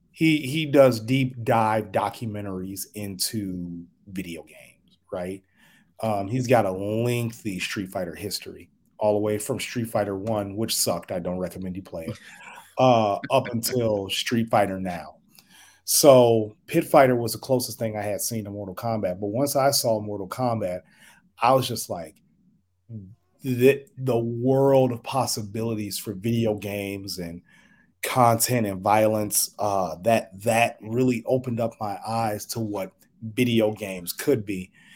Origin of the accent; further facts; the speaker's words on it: Chicago, Illinois, United States; now in Omaha, United States; I live in Omaha, Nebraska. I'm originally from Chicago